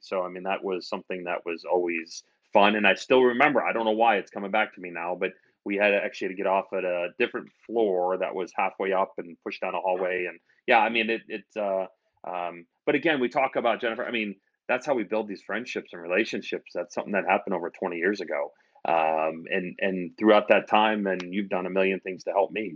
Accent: outside of Albany, New York, United States; moved away as an adult; also born or lived in Ohio / Nashville, Tennessee; now in Chicago, United States; I'm actually from New York, uh, outside of Albany, where my parents still live.

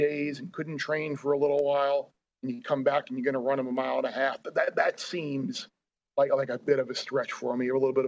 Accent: Long Island, New York, United States; growing up on Long Island

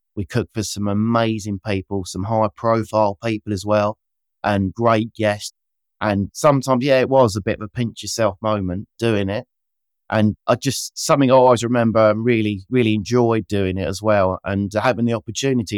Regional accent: Kent, South East England, United Kingdom; I grew up in Kent using great Kent produce and Bramley apples

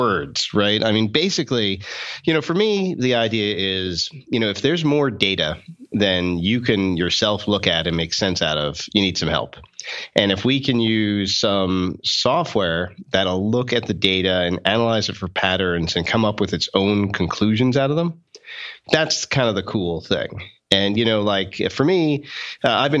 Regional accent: outside New York, United States; now in Boston, United States; I grew up outside New York

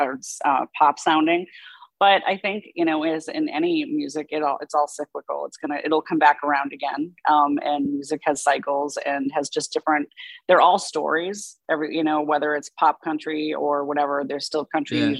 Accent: Boston, Massachusetts, United States; I grew up in Boston

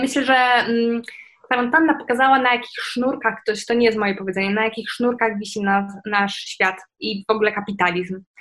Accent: Poland; żyjemy w Polsce, w Unii Europejskiej, to, że jakby wychowaliśmy się, w sensie moje pokolenie wychowało się w czasach właśnie wejścia do Unii

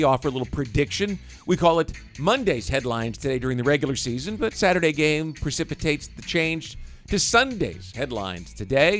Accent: Kansas City, Missouri, United States; moved away; I grew up in Kansas City

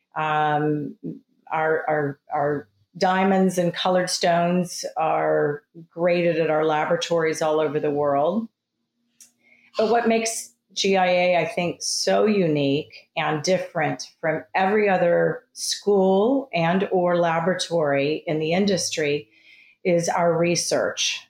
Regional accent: Texas, United States; moved away as an adult; I grew up in Texas

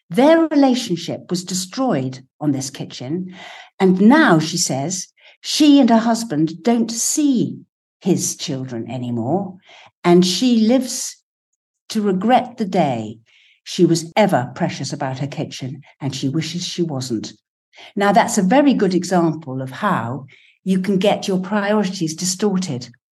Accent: England, United Kingdom; I'm English

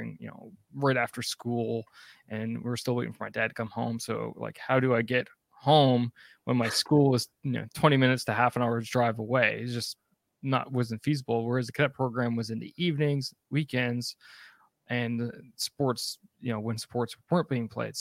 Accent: East Coast of Canada, Atlantic Canada, Canada; growing up on the East Coast of Canada

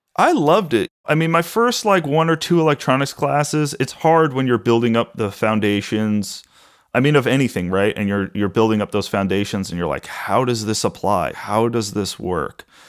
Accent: Huntington, New York, United States; I grew up on Long Island in a town called Huntington

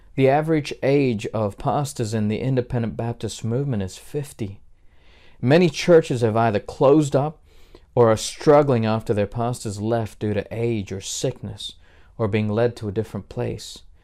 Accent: Australia; moved away; I was raised in Australia from the age of four up to adulthood, and I count it as my home.

